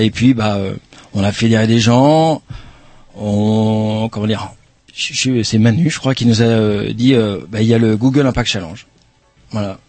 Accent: Pays de la Loire, France; moved away; je suis né dans le Maine-et-Loire

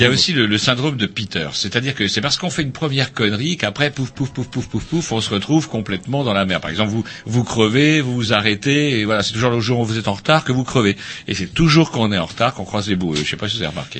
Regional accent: Plérin, Brittany, France; Plérin, c'est mon bled.

